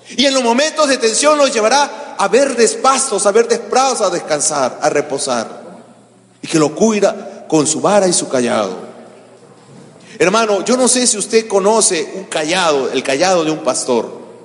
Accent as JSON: {"language": "Spanish", "country": "Peru", "said": "eran los líderes nacionales de los testigos de Jehová en mi país"}